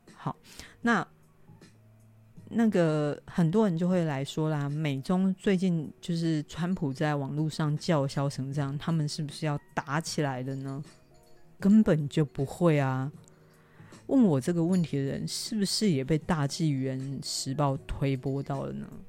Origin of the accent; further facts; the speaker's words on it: Taiwan; 我台湾人